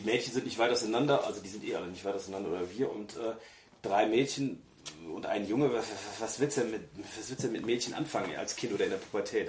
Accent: Germany; moved away; ich bin natürlich auch auf dem Land groß geworden, auf dem richtigen Land und nicht schön, sondern total ätzend. Vor allem ähm, ich, einmal am Tag ein Bus nach Bonn fuhr, der dann drei Stunden gedauert hat

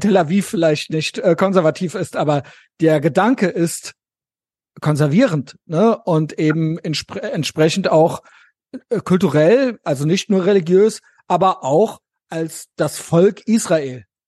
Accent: West Germany, Germany; ich bin ja so ein richtiger westdeutscher Kindheit, Jugend und so weiter

